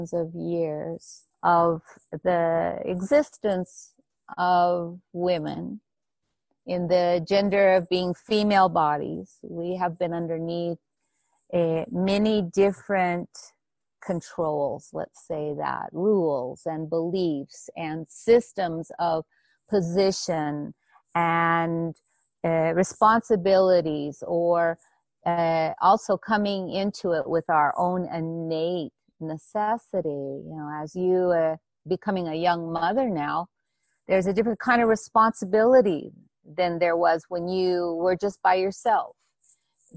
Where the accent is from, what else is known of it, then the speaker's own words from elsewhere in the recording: Hawaii, United States; I grew up in Hawaii.